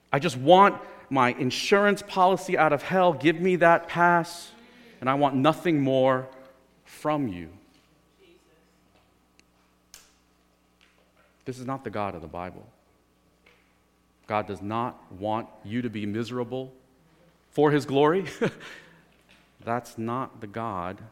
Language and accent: English; New Jersey, United States; I'm from New Jersey